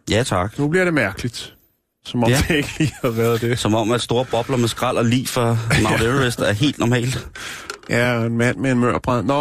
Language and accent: Danish; Denmark; er sikker på, at jeg er fra Danmark.